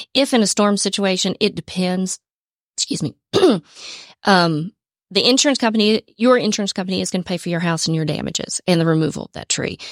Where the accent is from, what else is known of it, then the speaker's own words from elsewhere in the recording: Atlanta, Georgia, United States; also born or lived in Cobb County, Georgia; I'm originally from Georgia. Was born and raised in Atlanta, then moved to Cobb County, spent most of my life in Cobb County